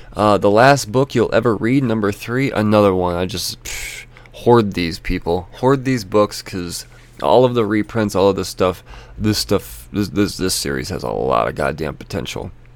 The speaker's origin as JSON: {"language": "English", "country": "United States", "said": "me as an American"}